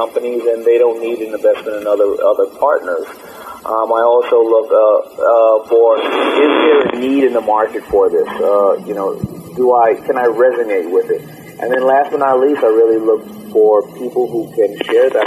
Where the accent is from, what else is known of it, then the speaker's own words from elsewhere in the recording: New York City, New York, United States; also born or lived in Queens; I was born in Brooklyn, and I kind of went back and forth to Brooklyn and Queens